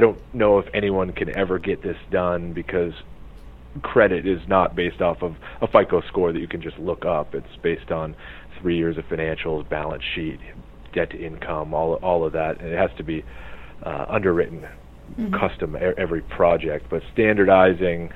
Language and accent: English; New Hampshire, United States; now in Arizona, United States; I'm from New Hampshire originally